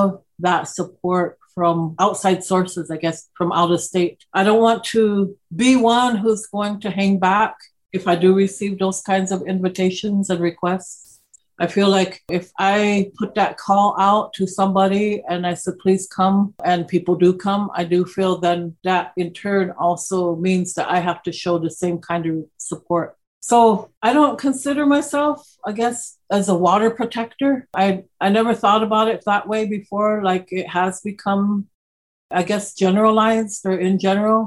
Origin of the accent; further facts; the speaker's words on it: Lincoln, Nebraska, United States; also born or lived in Omaha Indian Reservation, Nebraska; I was born here in Lincoln and spent well over half my life here in Lincoln living. And then I would say the other half has been predominantly on the Omaha Indian Reservation